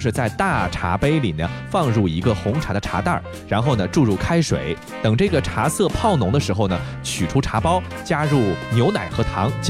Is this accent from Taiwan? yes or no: no; China; 甚至有的时候比我们中国人有过之而无不及呀